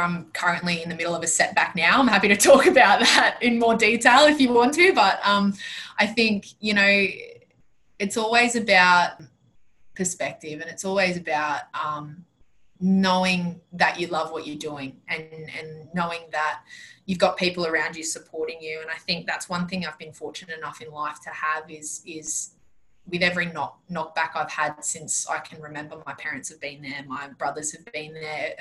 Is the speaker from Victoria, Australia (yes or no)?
no; Penrith, New South Wales, Australia; moved away as an adult; now in Queensland, Australia; I was born and raised in born and raised in Penrith